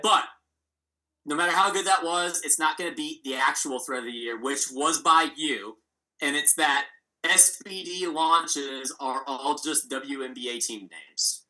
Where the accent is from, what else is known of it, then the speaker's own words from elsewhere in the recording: United States; as an American